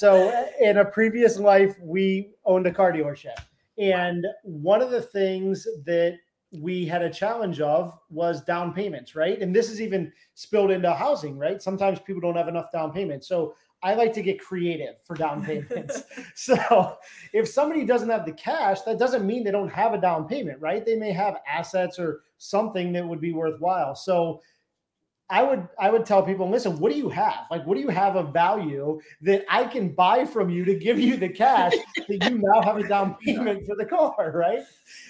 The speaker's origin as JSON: {"language": "English", "region": "Ohio", "country": "United States", "lives_now": "Tampa, United States", "said": "We're from Ohio. Yep."}